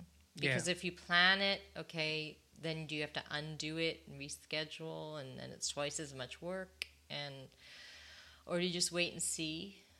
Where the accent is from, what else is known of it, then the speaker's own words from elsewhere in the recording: United States; born there; I can say that because I'm actually American born, so I can criticize my own people.